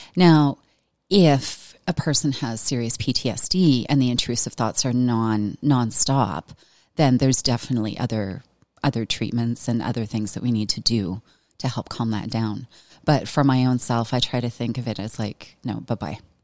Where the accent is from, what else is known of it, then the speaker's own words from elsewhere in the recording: Veteran, Alberta, Canada; I grew up in Veteran, Alberta